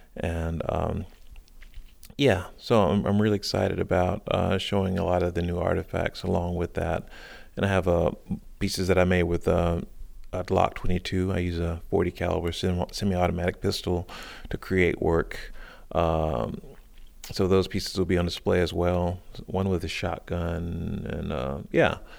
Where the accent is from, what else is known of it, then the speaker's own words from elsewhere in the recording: South Carolina, United States; now in Baltimore, United States; I grew up in South Carolina